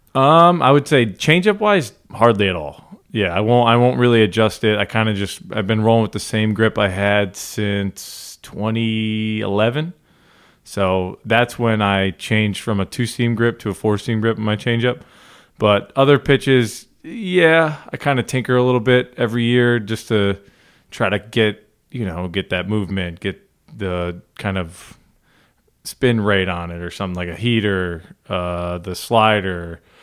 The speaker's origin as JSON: {"language": "English", "region": "Northeast", "country": "United States", "tie": "born or raised there", "said": "I grew up in the Northeast"}